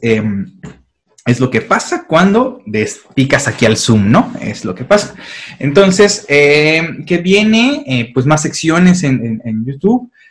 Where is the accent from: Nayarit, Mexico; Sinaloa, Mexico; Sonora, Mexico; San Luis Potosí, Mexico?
San Luis Potosí, Mexico; nosotros que somos de San Luis Potosí